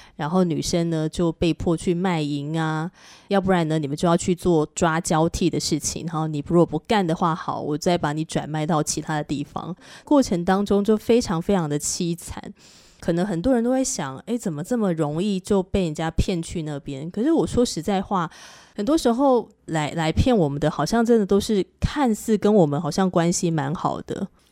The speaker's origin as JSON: {"language": "Chinese", "country": "Taiwan", "said": "我们台湾人想要去赚钱"}